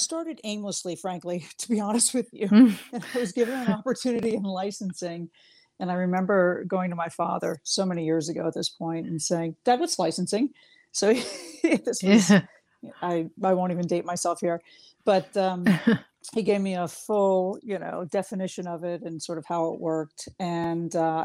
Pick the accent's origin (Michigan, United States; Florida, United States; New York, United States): Florida, United States; Miami; I grew up in Miami, Florida